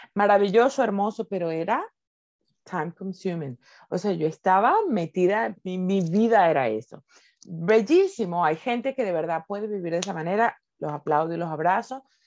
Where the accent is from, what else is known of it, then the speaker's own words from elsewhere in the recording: Venezuela; moved away as an adult; now in Spain; soy venezolana viviendo en Venezuela